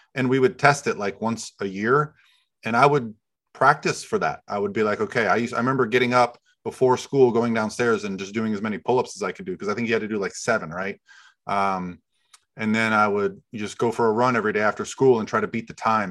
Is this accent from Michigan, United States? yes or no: no; Florida, United States; I grew up in Florida